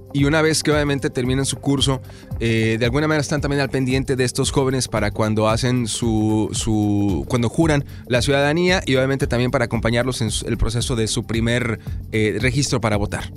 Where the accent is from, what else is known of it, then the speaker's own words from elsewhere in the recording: Guadalajara, Jalisco, Mexico; moved away; yo soy de Guadalajara